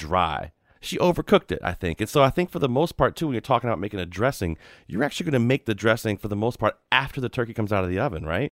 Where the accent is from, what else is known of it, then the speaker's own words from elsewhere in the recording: Virginia, United States; I grew up down South. Well, I grew up in Virginia. You might argue that's not down South, but every single person in my family has the same accent you do.